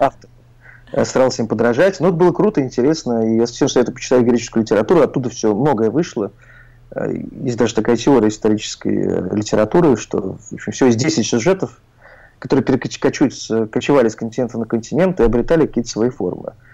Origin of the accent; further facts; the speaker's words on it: Oryol, Oryol Oblast, Russia; moved away; я из Орла, в Орле мы многое не знали